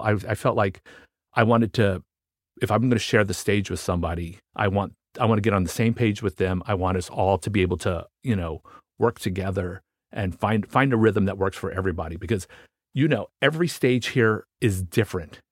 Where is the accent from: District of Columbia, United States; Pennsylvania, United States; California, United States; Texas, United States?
District of Columbia, United States; Washington; I grew up in Washington, D C